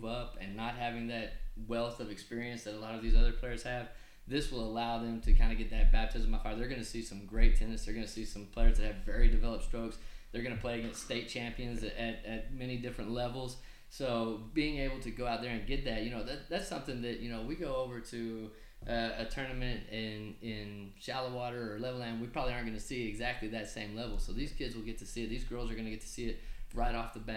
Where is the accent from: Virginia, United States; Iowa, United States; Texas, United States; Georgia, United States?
Texas, United States; Brownfield; I am a Brownfield guy. I'm from Brownfield. I graduated from Brownfield High School.